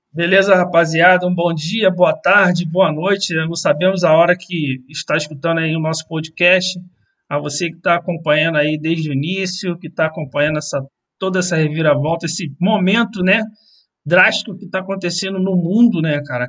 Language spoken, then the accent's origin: Portuguese; Brazil; now in Andorra; para gente aqui que estamos fora do, do Brasil